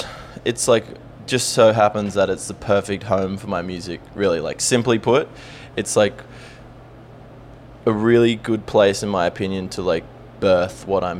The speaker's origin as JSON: {"language": "English", "country": "Australia", "said": "I am from Australia."}